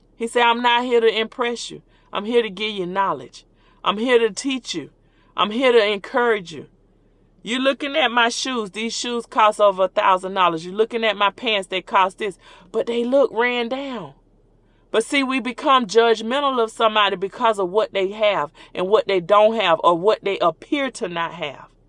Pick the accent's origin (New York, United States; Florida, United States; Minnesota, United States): Florida, United States; Orlando; born or raised there